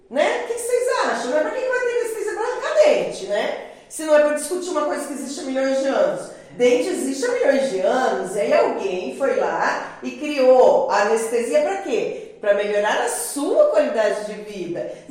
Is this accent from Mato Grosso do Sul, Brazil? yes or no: yes; Campo Grande, Mato Grosso do Sul, Brazil; com os 15 anos que eu estudava no Joaquim Murtinho, que é daqui do, de Campo Grande